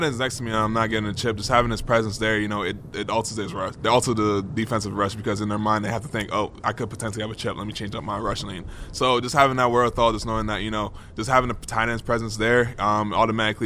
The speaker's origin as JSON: {"language": "English", "town": "New York City", "region": "New York", "country": "United States", "tie": "born or raised there", "said": "I'm playing for my hometown team."}